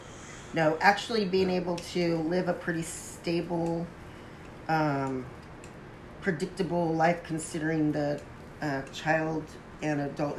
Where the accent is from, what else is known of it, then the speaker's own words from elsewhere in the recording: San Jose, California, United States; I was born in San Jose, Santa Clara. Santa Clara, San Jose.